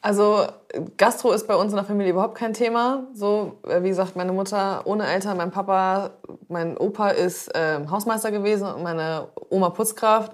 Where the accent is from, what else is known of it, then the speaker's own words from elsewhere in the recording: Zeven, Lower Saxony, Germany; also born or lived in Black Forest; now in Hamburg, Germany; Ich wurde da geboren und ich habe äh, aber nur zwei Jahre oder so da gewohnt. Und dann sind wir nach Zefen gezogen